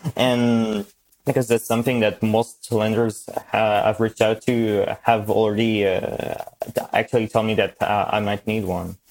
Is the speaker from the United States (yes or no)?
no; France; English is a second language; I'm from France. I live in France, just about a kilometer away from the German border.